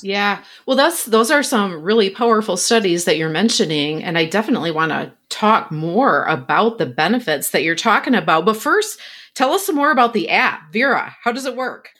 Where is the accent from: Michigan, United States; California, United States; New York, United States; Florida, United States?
Michigan, United States; West; I grew up in West Michigan, where there are lots of Dutch people